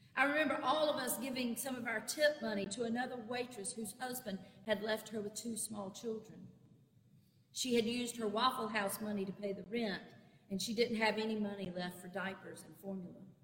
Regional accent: Clinton, South Carolina, United States; My hometown of Clinton, South Carolina, is located on the interstate almost exactly halfway between Columbia and Greenville in upstate South Carolina

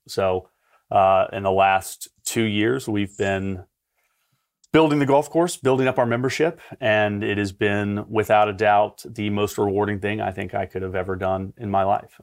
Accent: Aiken, South Carolina, United States; moved away as an adult; also born or lived in Atlanta, Georgia; in Aiken, which is my hometown

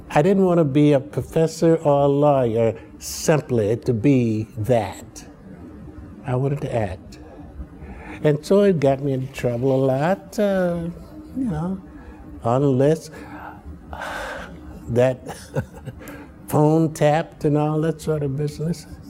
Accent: Chicago, Illinois, United States; also born or lived in Muskogee, Oklahoma; But I was bred in Southside Chicago.

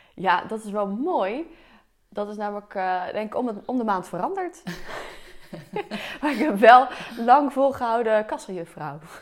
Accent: Delft, South Holland, Netherlands; also born or lived in The Hague; Ik ben natuurlijk geboren in Delft. Een jaartje in Den Haag gewoond, toen weer gauw terug.

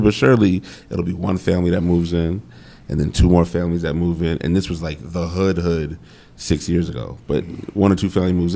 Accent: Phoenix, Arizona, United States; moved away as an adult; also born or lived in Virginia / New York; I'm from Phoenix

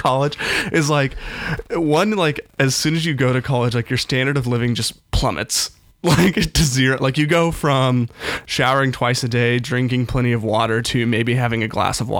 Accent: Tribune, Kansas, United States; moved away as an adult; now in Manhattan, Kansas, United States; I'm from this tiny town out in western Kansas called Tribune. No one's probably ever heard

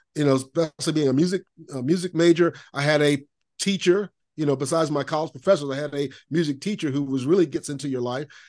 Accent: Lakeland, Florida, United States; I grew up in Lakeland, Florida, Central Florida.

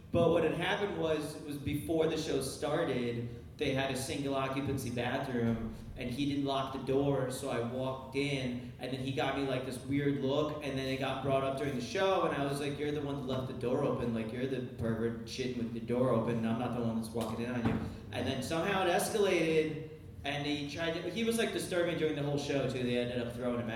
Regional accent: Ukraine; moved away; I was born in Ukraine, and over there they both like my dad plays accordion, my mom plays piano

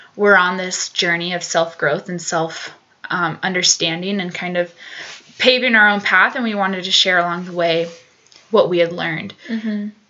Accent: Colorado Springs, Colorado, United States; now in Boulder, United States; I grew up in Colorado, down Colorado Springs, so a couple hours south of Boulder.

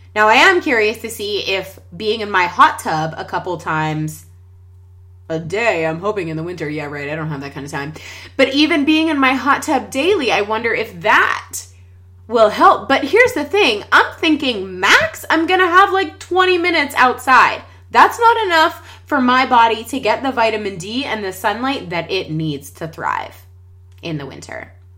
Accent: Pittsburgh, Pennsylvania, United States; We're from Pittsburgh, Pennsylvania

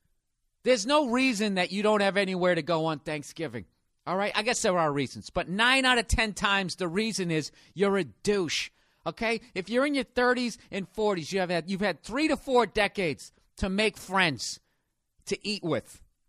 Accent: Boston, Massachusetts, United States; I said, I'm from Boston. I go, yeah, I hate the Lakers, right?

